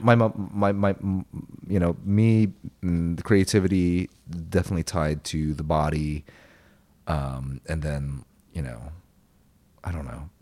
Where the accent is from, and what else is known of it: Lakeland, Florida, United States; born or raised there; English is a second language